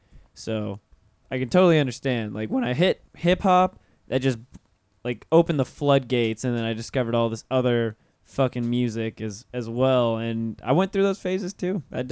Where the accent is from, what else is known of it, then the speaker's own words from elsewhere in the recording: Pensacola, Florida, United States; moved away as an adult; now in Orlando, United States; I'm from North Florida and I didn't grow up in Orlando. I've been here for 9 years now. But I wasn't here for my childhood.